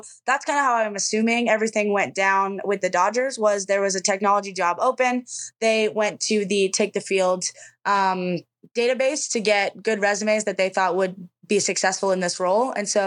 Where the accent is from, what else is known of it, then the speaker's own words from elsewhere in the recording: an hour from Brandon, Manitoba, Canada; Brandon, Manitoba, which is an hour from my hometown.